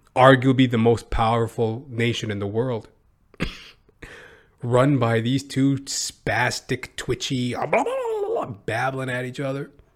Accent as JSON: {"language": "English", "country": "Canada", "said": "I'm a Canadian"}